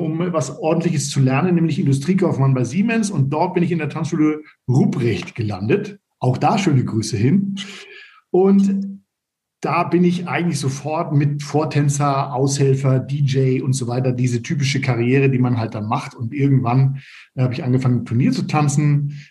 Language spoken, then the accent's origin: German; Northern Germany, Germany; moved away as an adult; also born or lived in Stade / Erlangen; Ich komme aus Norddeutschland